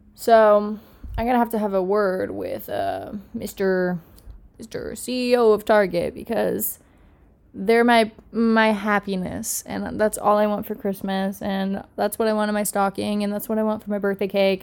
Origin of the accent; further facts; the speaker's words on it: Miami, Florida, United States; moved away as an adult; I have lived in Miami my whole life. I'm from Miami